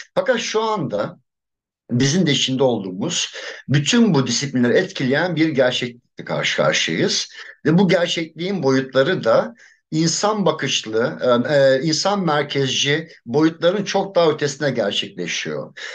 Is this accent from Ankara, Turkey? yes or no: no; Adana, Turkey; moved away as an adult; çocukluğum orada geçti daha doğrusu. O coğrafyayı çok iyi biliyorum. Liseye kadar oradaydım. Üniversitede ayrıldım Adana'dan.